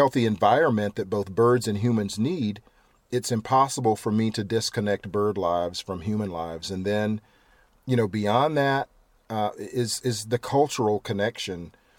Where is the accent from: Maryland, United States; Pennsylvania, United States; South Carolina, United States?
South Carolina, United States; Edgefield; I'm originally from Edgefield, South Carolina, so, a stone's throw from Augusta National Golf Course, but the infamous, or for some people, I suppose, the famous home of Strom Thurmond.